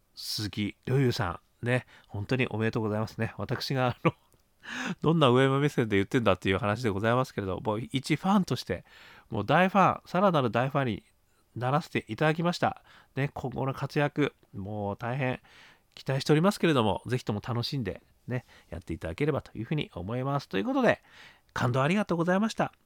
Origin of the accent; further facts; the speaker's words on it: Sapporo, Hokkaido, Japan; 北海道、ね、札幌で育ちました